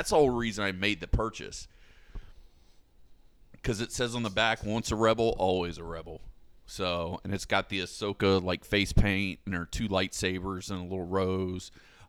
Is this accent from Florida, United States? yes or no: yes; Florida, United States; Especially because we're from Florida.